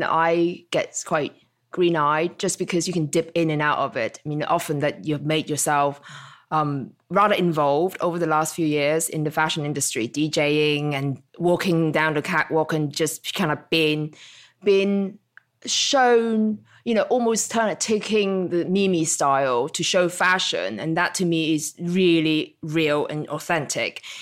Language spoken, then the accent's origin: English; Hong Kong; moved away; also born or lived in Isle of Wight; growing up in Hong Kong